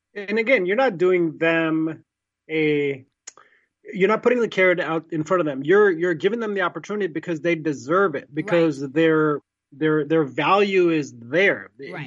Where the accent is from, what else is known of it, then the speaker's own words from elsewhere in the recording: India; I'm Indian, I was born in India